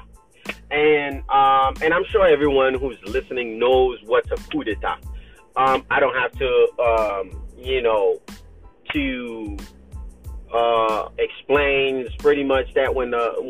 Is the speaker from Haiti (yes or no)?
yes; Haiti; moved away; we're not American, okay? I'm in Haiti